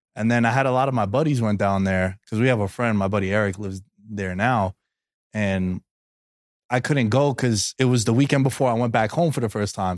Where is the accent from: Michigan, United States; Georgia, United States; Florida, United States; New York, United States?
New York, United States; New York City; moved away as an adult; now in Las Vegas, United States; born and raised in New York, Queens kid